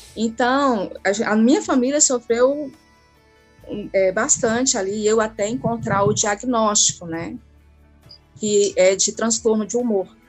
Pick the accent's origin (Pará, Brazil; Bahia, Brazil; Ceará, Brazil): Ceará, Brazil; Ararendá; eu sou de Ararendá